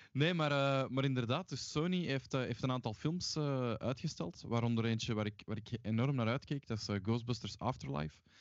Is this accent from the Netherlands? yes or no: no; Mechelen, Flanders, Belgium; moved away; ik ben oorspronkelijk van Mechelen